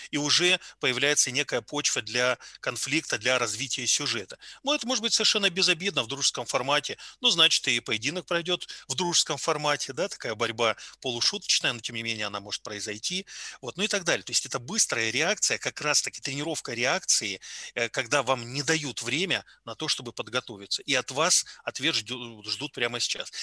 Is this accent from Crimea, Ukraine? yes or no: yes; Yalta, Crimea, Ukraine; now in Tomsk, Russia; я родом из Ялты